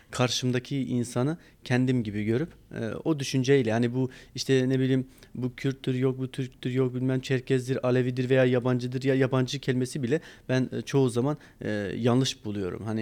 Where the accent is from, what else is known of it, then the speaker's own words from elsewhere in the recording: Eastern Anatolia, Turkey; now in Istanbul, Turkey; biz tabii ki doğuda doğdum. Doğuda bu doğdum. E, doğuda yaşadım. E, çocukluğum doğuda geçti.